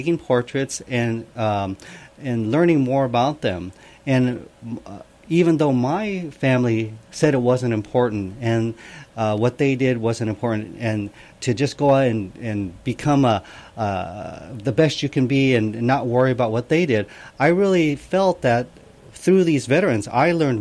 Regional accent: Los Angeles, California, United States; I was born and raised pretty much in Los Angeles, so I'm a Katonk

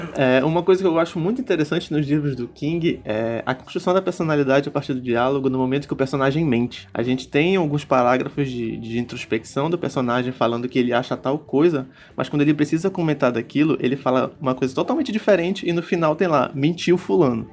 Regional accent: Brazil; que sou brasileiro

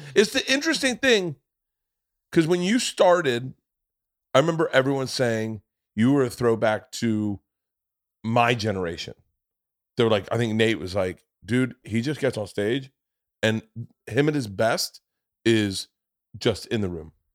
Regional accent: the South, United States; I grew up in the South

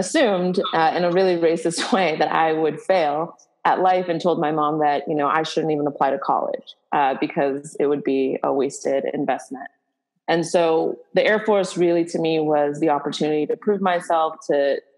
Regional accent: Boston, Massachusetts, United States; growing up in Boston

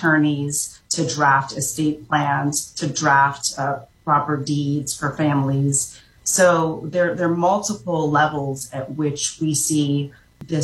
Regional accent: Orlando, Florida, United States; also born or lived in Jamaica; I grew up in Orlando, Florida

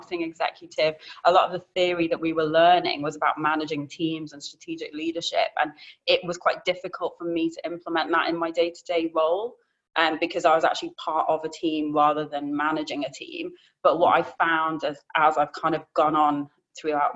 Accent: Isle of Man; also born or lived in Cyprus / Leeds; I was born in the Isle of Man, but my parents were living in Cyprus at the time. So when I was 10 days old, I went back to live in Cyprus with the family there and then lived in Cyprus, grew up in Cyprus, had a great childhood there until I was 10 and then moved back to the island to be closer to my mum's family. So went through secondary education on the Isle of Man

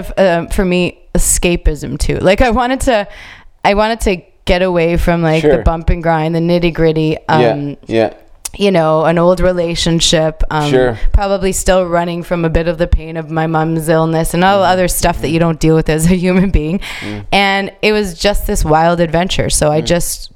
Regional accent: Canada; I'm a foreigner, you know, I'm a Canadian, even though I do speak Italian

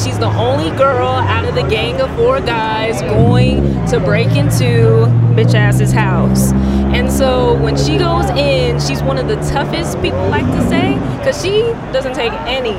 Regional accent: Texas, United States; moved away; I'm originally from Texas

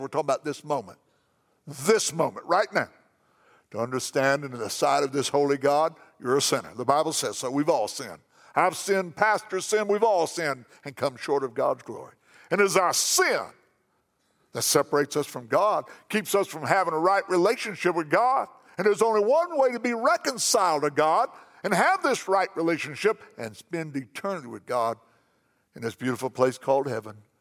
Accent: McLeansboro, Illinois, United States; my hometown, McLeansboro, Illinois

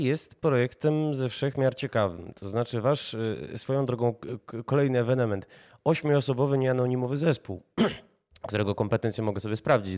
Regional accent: Warsaw, Masovian Voivodeship, Poland; jako warszawiacy

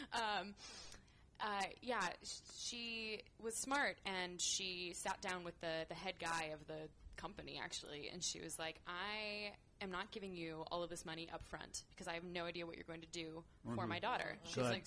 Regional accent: Castro Valley, California, United States; born and raised in Castro Valley

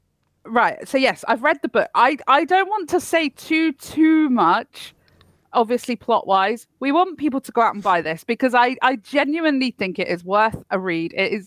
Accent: United Kingdom; Look, we're British.

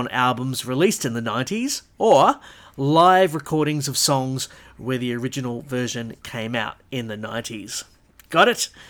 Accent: Orange, New South Wales, Australia; my hometown of Orange, New South Wales

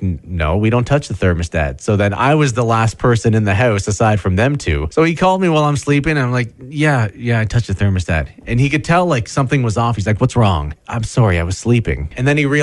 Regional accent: London, Ontario, Canada; I grew up in London, Ontario

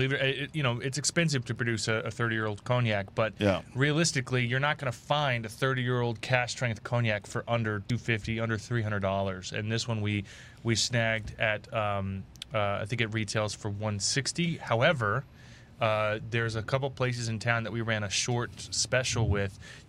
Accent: Pasadena, United States; Growing up in Pasadena, poor white trash.

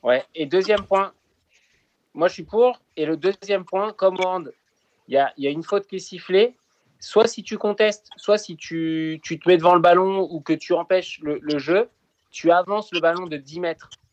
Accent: France; En tant que Français

